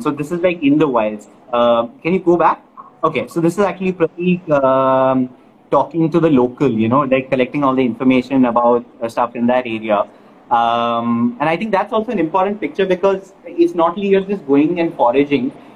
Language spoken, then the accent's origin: English; Kerala, India; moved away; came to my hometown of Kerala